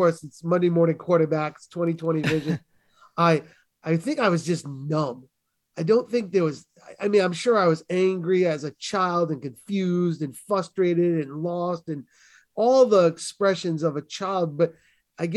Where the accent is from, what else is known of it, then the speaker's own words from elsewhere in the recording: New England, United States; I grew up in New England, which is primarily Roman Catholic